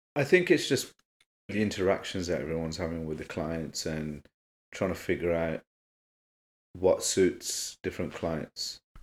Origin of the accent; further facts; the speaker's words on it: Birmingham, West Midlands, United Kingdom; Born and bred in Birmingham